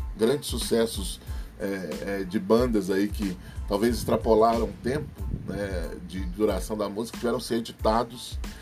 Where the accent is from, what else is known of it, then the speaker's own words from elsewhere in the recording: Brazil; Sou brasileiro